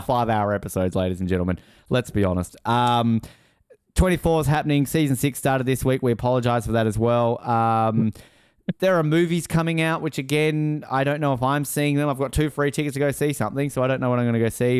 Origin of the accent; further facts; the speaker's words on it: Australia; as an Australian